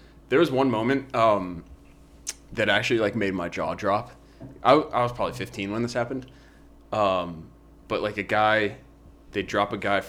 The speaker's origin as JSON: {"language": "English", "country": "United States", "said": "Americans, we don't say anything right."}